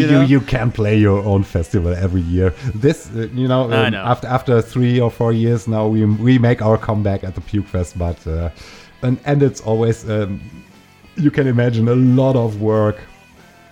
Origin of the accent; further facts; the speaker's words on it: Germany; English is a second language; in my hometown. And the fact that you could get the record here in Germany